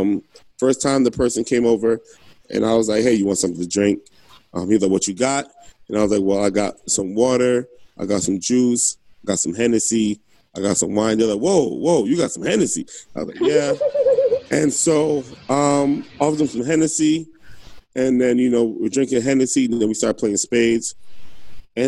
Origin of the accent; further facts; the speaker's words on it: New Jersey, United States; moved away; I'm from Jersey and I go to Jersey.